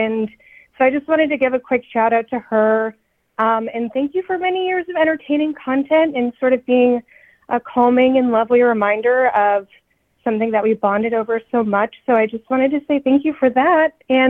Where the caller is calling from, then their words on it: Austin, Texas, United States; I'm calling from Austin.